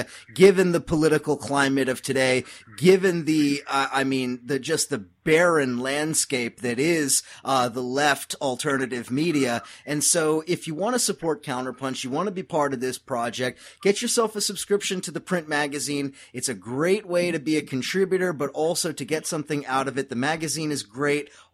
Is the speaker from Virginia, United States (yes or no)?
no; Southern California, United States; I'm originally from California, so from Southern California